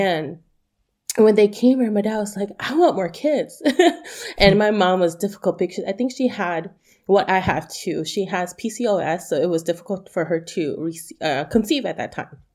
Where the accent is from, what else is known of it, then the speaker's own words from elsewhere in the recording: United States; I am Hmong American